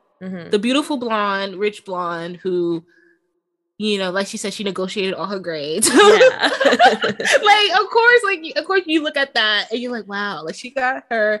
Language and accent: English; New York, United States; also born or lived in the South (US); now in the South, United States; I'm from New York. And then we live in the South now.